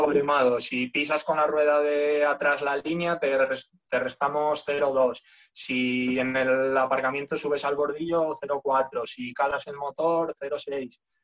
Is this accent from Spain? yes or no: yes; León, Castile and León, Spain; moved away as an adult; also born or lived in Asturias; yo soy de León, lo que pasa es que me fui a estudiar a, la Uni a Asturias